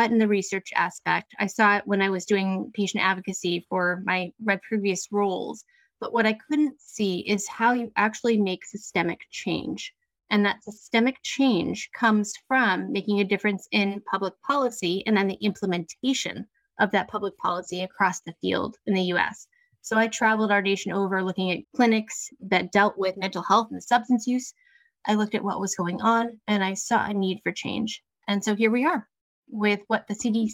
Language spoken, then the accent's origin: English; Washington, District of Columbia, United States; I literally live 10 blocks from where my parents' home was and where I grew up on Capitol Hill